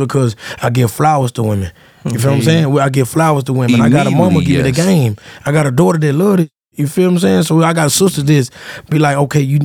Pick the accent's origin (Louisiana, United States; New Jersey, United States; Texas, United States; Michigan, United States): Louisiana, United States; moved away; also born or lived in Memphis, Tennessee; I'm from Louisiana